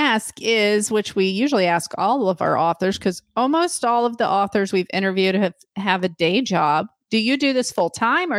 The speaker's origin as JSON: {"language": "English", "region": "Michigan", "country": "United States", "tie": "born or raised there", "said": "I grew up in Michigan, and we lived in a trailer park"}